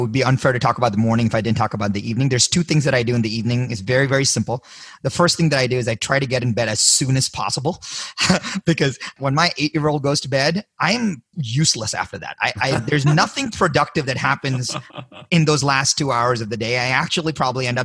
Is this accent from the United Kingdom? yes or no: no; India; moved away as an adult; I was born in India